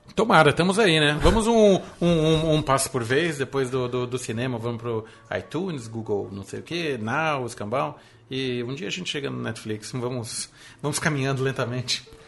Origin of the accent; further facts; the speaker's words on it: ABC Paulista, São Paulo, Brazil; ABC é Minha Terra